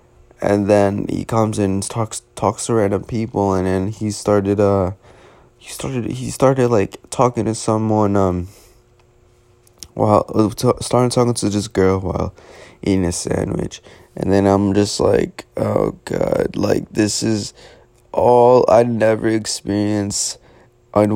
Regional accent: New York City, New York, United States; as a New Yorker

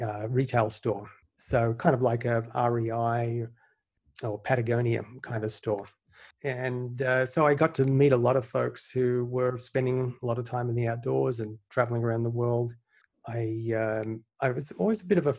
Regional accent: Sydney, New South Wales, Australia; now in United States; I grew up in Sydney, Australia. I moved here in the mid-90s.

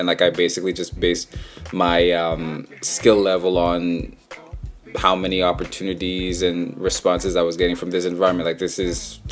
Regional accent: Vancouver, British Columbia, Canada; I grew up in Vancouver my whole life

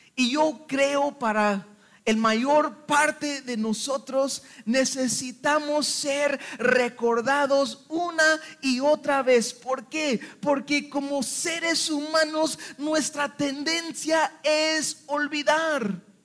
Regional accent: Mexico; Y somos mexicanos

